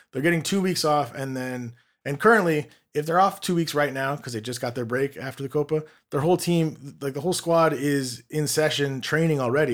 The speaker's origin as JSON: {"language": "English", "town": "Los Angeles", "region": "California", "country": "United States", "tie": "born or raised there", "said": "I'm born and raised in Los Angeles"}